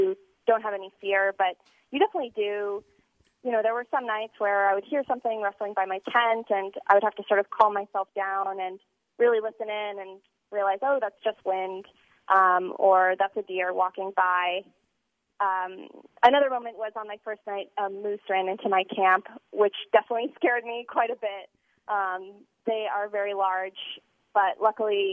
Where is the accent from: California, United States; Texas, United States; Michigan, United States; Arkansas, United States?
California, United States; now in Utah, United States; I grew up in California, so I always hiked as a kid. But moving to Utah